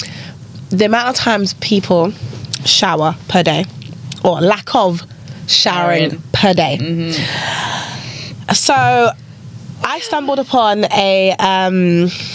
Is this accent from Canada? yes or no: no; United Kingdom; I myself, I would class myself as British.